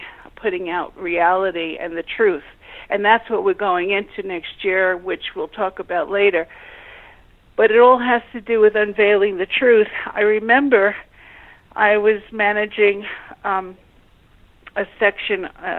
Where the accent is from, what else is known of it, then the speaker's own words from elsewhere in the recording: New York City, New York, United States; I was born and raised in Brooklyn, New York